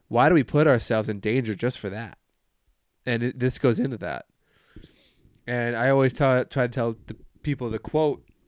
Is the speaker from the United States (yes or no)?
yes; United States; I'm an American